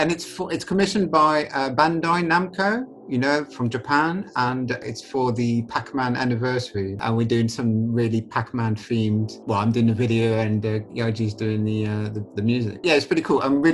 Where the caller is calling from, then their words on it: Harrow, London, United Kingdom; also born or lived in Hackney; London, Harrow.